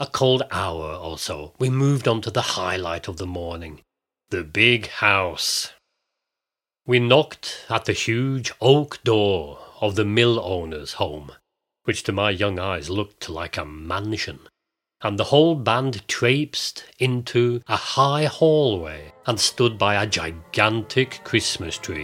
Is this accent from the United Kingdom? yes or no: yes; Bolton, North West England, United Kingdom; also born or lived in Glasgow, Scotland; now in Norway; much of my childhood was spent in the north of England, in the old cotton mill town of Bolton